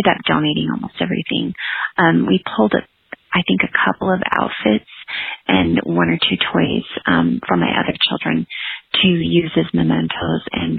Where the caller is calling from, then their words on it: Heber, Utah, United States; I'm calling from Heber, Utah